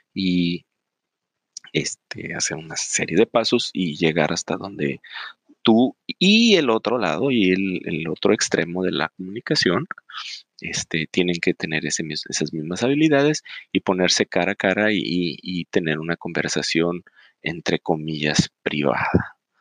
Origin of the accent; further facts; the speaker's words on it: Mexico; nosotros como mexicanos